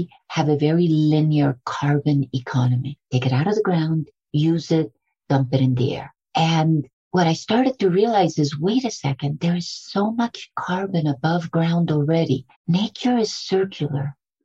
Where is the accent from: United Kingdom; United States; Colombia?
Colombia; I was born in Colombia